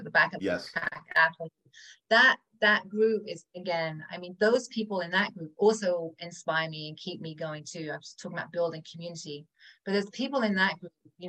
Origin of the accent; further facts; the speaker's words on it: England, United Kingdom; moved away; I'm from England, right? So we smoke a lot, we drink a lot, we eat a lot of cheese and butter and sugar. That was pretty much my diet growing up.